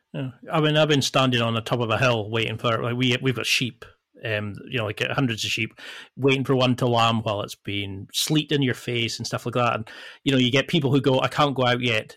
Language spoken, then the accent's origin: English; the Highlands, Scotland, United Kingdom; I come from the Highlands and you're two hours away from the nearest, like, part shop